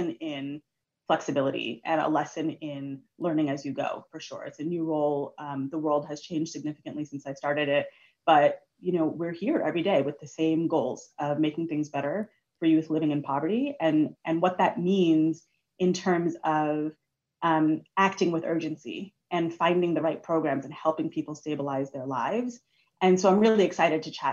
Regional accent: New York City, New York, United States; moved away as an adult; also born or lived in Washington, D.C.; I grew up in New York City and left in 2010 to move to DC

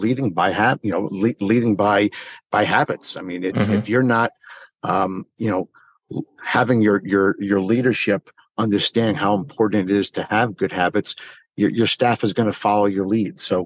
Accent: Springfield, New Jersey, United States; I grew up in Springfield, New Jersey

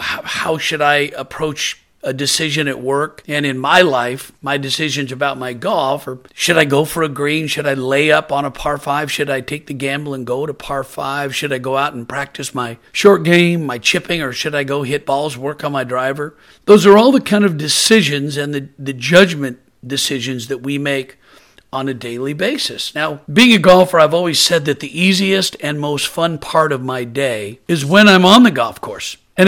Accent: Portland, Oregon, United States; I'm originally from Portland, Oregon, and I'm a proud University of Oregon Duck, and I love being from the Pacific Northwest.

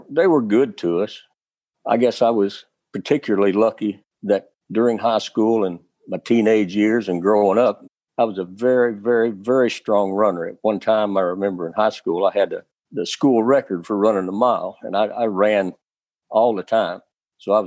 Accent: Morehead, Kentucky, United States; moved away as an adult; coming back through my hometown of Moorhead down Highway 60

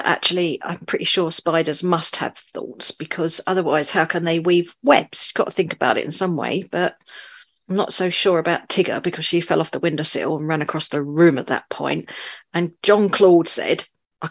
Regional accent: London, United Kingdom; also born or lived in rural northern France; now in France; I'm originally from London, but I now live in the middle of nowhere, rural northern France

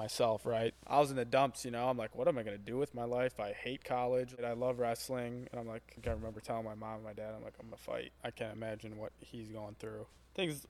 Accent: Hartford, Wisconsin, United States; moved away as an adult; also born or lived in Central Michigan / Parkside; my area of Hartford, my hometown

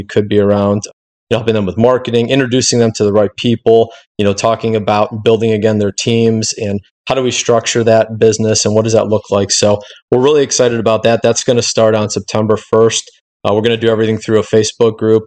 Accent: Cleveland, Ohio, United States; I'm from Cleveland, Ohio

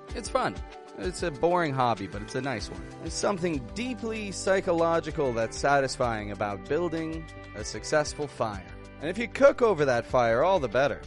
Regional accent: Toronto, Ontario, Canada; I'm from Toronto, Canada

